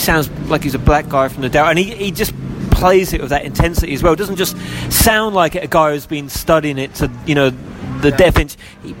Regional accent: Aylesbury, South East England, United Kingdom; now in London, United Kingdom; I was born in Aylesbury, which is just outside London. And I'm a singer-songwriter. I've been living in London for over a decade now

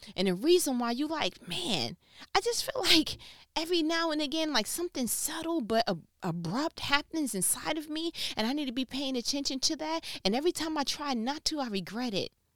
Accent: New York, United States; so I'm from New York

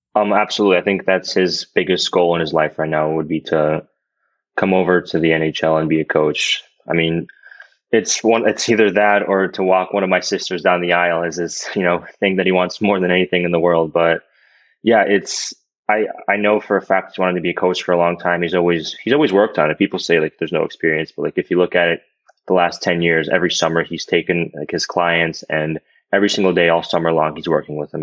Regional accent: United States; I literally went to school in America. I grew up here my whole life

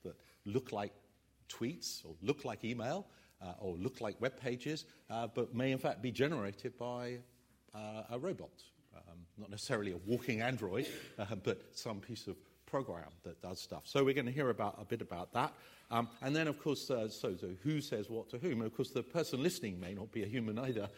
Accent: England, United Kingdom; I'm English, about as English as you can get

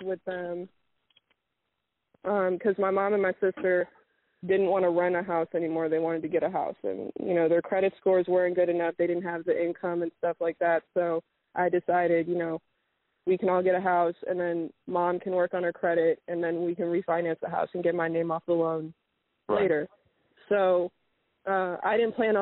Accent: United States; I was raised here, and I was born here in America.

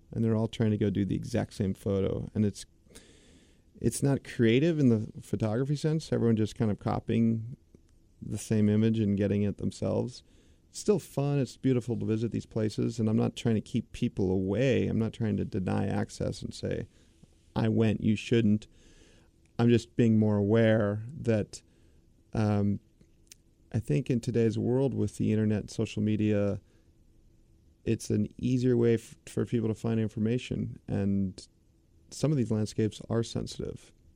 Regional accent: United States; As the American public

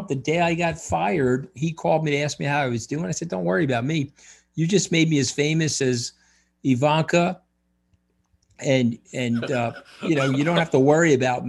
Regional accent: Long Island, New York, United States; I'm from Long Island

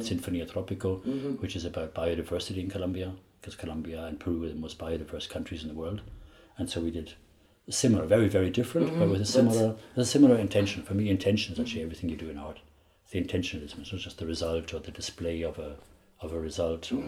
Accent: Ireland; I grew up in Ireland in the 70s

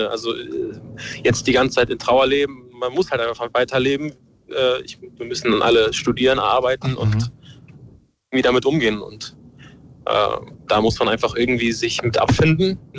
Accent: Ukraine; Ich bin selber Ukrainer, ich habe Familie vor Ort

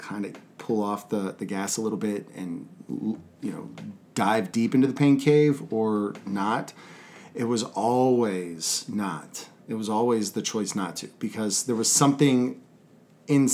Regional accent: Texas, United States; I was from Texas

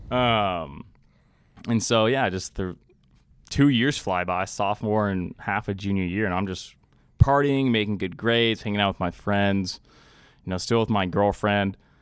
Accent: Austin, Texas, United States; I grew up in Austin, Texas.

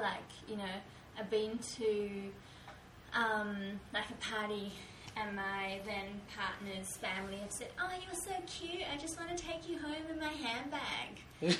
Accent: New Zealand; as a New Zealander, I could go into Japan on that visa. Like, my brownness doesn't matter at that point

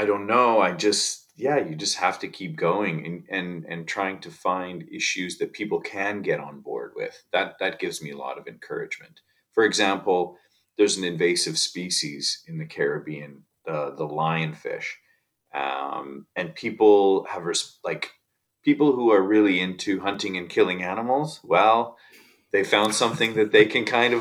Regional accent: Saskatchewan, Canada; also born or lived in Australia / Bahamas; now in Vancouver Island, Canada; I grew up in Saskatchewan in the prairies, and so I was really far from any ocean

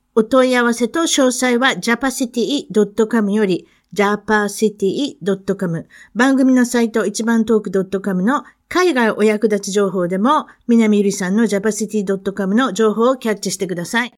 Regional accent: Japan; accent: Osaka dialect; now in United States; 私も日本に、あの、生まれてなかったら

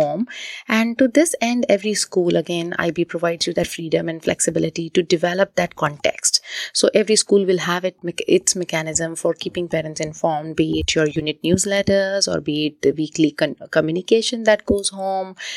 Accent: India; moved away; born and brought up in India, I've done, uh, my education largely, um, in India.

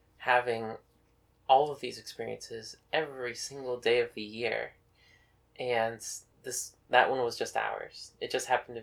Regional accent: Texas, United States; now in Westchester, United States; me from Texas

